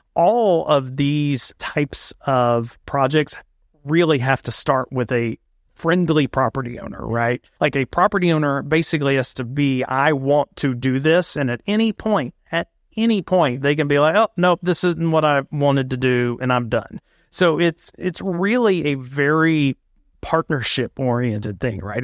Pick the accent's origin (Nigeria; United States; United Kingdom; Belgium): United States; East Tennessee; moved away as an adult; now in Greenville, United States; I'm from East Tennessee